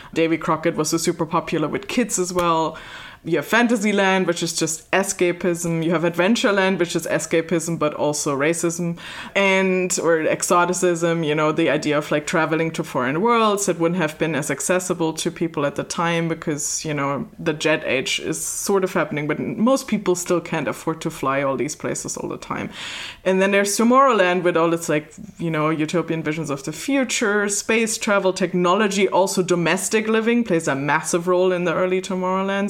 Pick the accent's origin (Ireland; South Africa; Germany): Germany; I'm from Germany